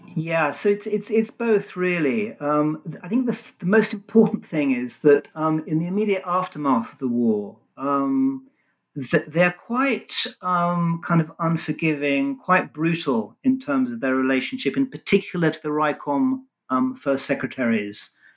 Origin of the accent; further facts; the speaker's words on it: London, United Kingdom; also born or lived in Israel; I was born in London and, apart from a, a short spell in Israel, was raised and educated in England